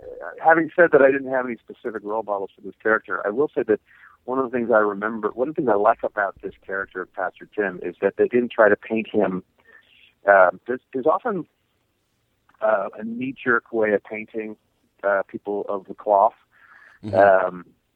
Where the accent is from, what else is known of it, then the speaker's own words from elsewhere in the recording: Columbus, United States; I'm from Columbus.